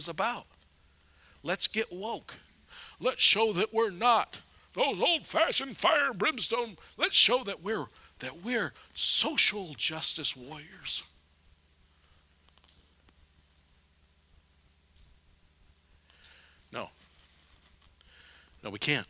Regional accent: United States; as an American

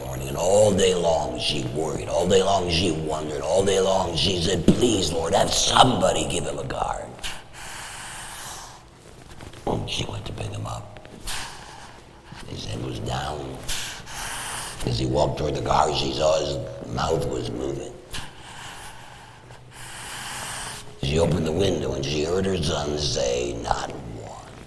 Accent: Detroit, Michigan, United States; when I was a boy growing up in Detroit

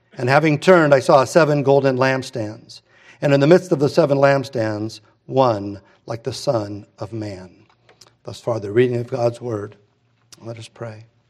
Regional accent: Redondo Beach, California, United States; we moved from Hermosa to Redondo, and my family didn't go to church.

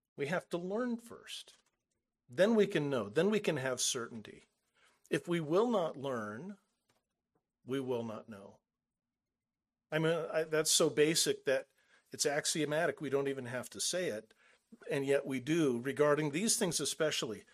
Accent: Southern California, United States; moved away; we're from Southern California.

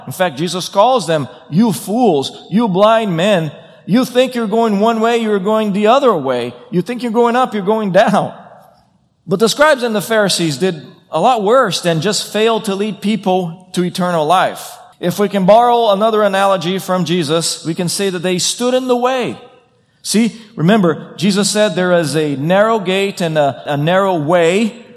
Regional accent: Brazil; moved away; I come from Brazil.

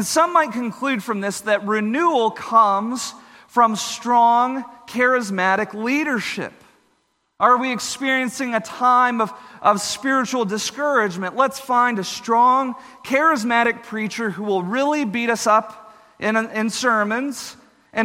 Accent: Texas, United States; where I grew up in Texas

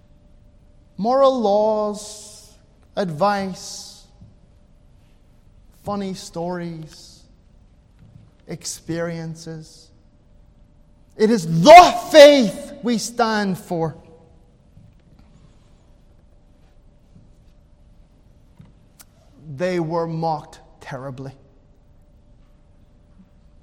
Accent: Ireland; I'm an Irishman

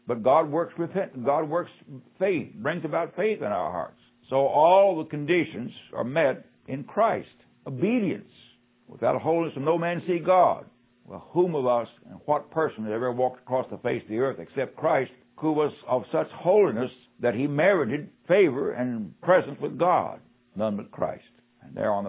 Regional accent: West Virginia, United States; also born or lived in Arkansas; now in Mississippi, United States; West Virginia is my home state

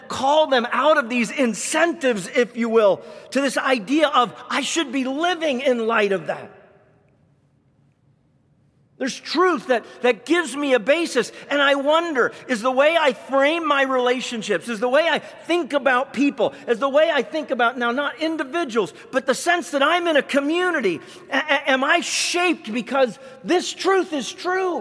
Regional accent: Canada; moved away; I grew up in Canada

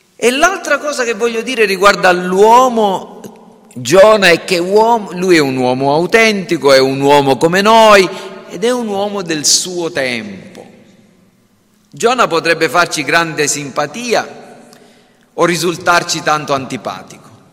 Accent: Sicily, Italy; siamo siciliani perché siamo nati in Sicilia

